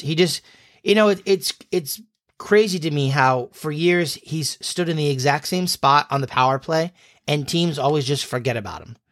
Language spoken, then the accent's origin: English; New England, United States; We're from New England